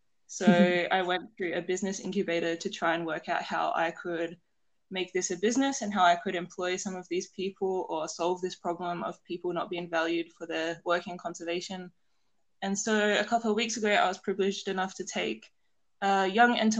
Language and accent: English; South Australia, Australia; where I grew up in South Australia